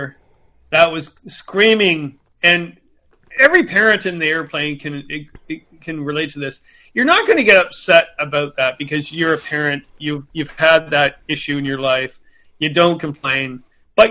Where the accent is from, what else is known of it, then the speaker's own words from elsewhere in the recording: Canada; I'm from Canada